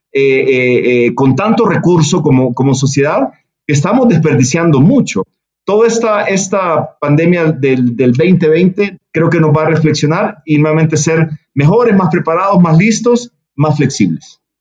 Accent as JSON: {"language": "Spanish", "country": "El Salvador", "tie": "born or raised there", "said": "nací en El Salvador, pero mi madre es de Monterrey"}